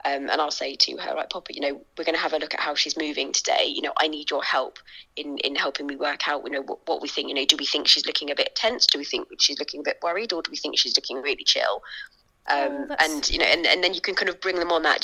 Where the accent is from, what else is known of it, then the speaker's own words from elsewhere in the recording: London, United Kingdom; now in Suffolk, United Kingdom; I grew up in East London. I live sort of out sort of in Suffolk now